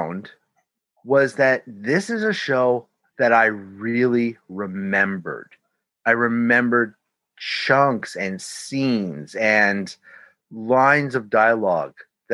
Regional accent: Canada; I'm your Canadian contact

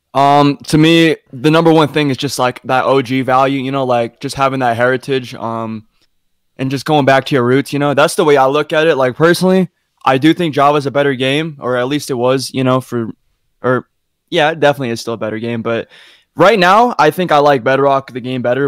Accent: Utah, United States; I'm from Utah. I'm in like a small town in Utah

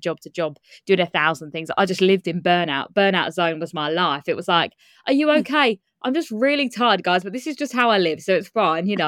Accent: Kent, South East England, United Kingdom; I grew up in Kent in England. I still live in Kent now

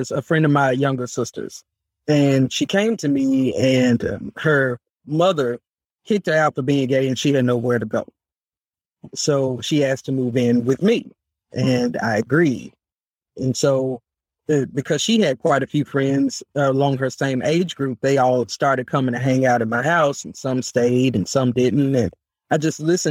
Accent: Memphis, Tennessee, United States; I am from Memphis, Tennessee, proud Memphis native.

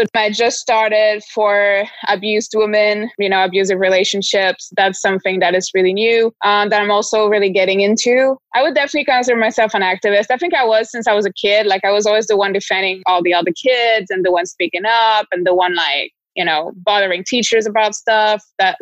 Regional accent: Toulouse, Occitania, France; moved away as an adult; also born or lived in New York, United States; now in Miami Beach, United States; I'm French. I was born in Toulouse, south of France, and I now live in Miami Beach

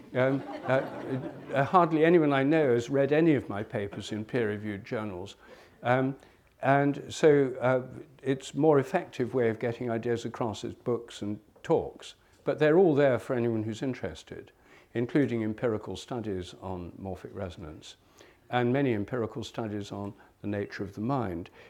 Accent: England, United Kingdom; also born or lived in India; I'm English. I was born in England

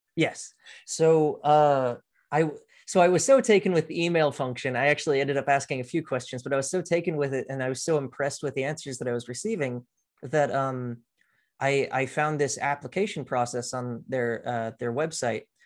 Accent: Austin, Texas, United States; also born or lived in Houston, Texas; at the age of two, though, I moved with my family up to Austin, and that's where I was raised, essentially

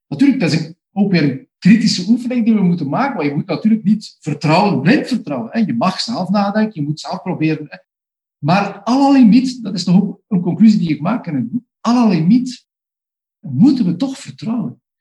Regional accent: Flanders, Belgium; bij ons in Vlaanderen en België

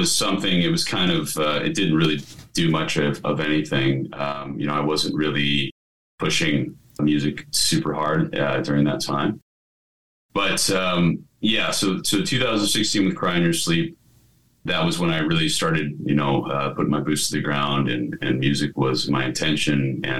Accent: Colorado, United States; born there; also born or lived in Texas; I mean, of course, I was born in Colorado and we spent a lot of years in Texas.

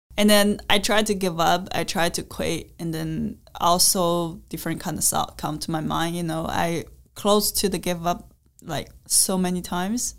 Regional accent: China; English is a second language; I'm from China

